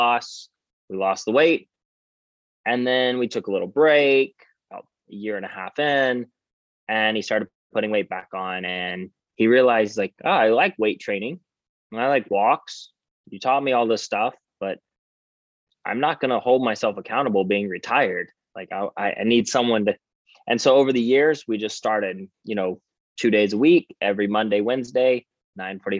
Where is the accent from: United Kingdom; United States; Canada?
United States; Savannah, Georgia; also born or lived in Atlanta, Georgia; Born and raised in Savannah, Georgia.